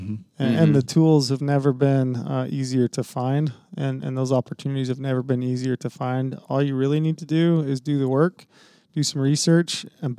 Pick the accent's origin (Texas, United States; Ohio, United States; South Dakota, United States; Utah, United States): Utah, United States; southern; I grew up in southern Utah.